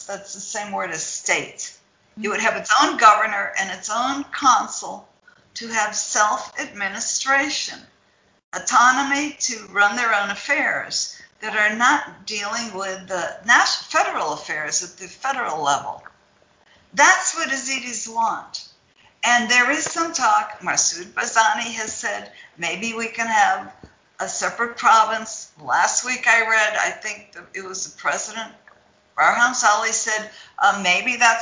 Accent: Ohio, United States; I grew up in Ohio.

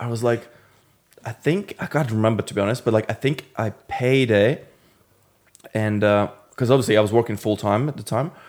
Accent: Latvia; moved away as an adult; now in London, United Kingdom; originally I'm from Latvia

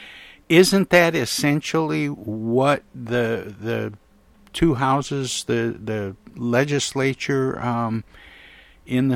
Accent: Michigan, United States; Michigan, my home state

